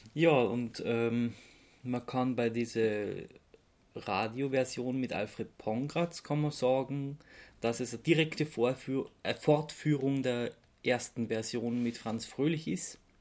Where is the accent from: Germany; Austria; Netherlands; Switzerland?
Austria; als Österreicher